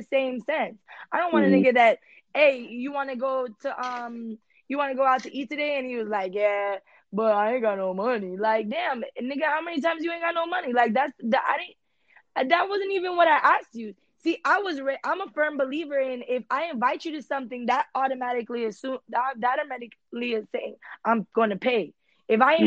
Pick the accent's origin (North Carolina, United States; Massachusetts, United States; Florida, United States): Florida, United States; Miami Beach; English is a second language; I was born in Miami Beach.